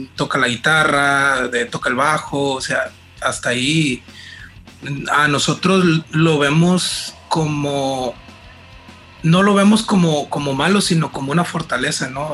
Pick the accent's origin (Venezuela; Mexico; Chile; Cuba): Mexico; Mazatlán, Sinaloa; moved away as an adult; now in Culiacán, Mexico; yo vengo de Mazatlán, tengo 10 años viviendo aquí en Culiacán